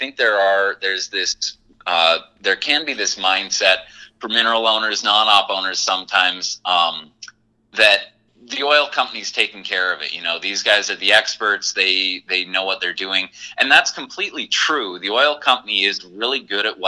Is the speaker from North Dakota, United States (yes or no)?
yes; Watford City, North Dakota, United States; me and my partner, Jeff Comer, we're both from Watford City originally.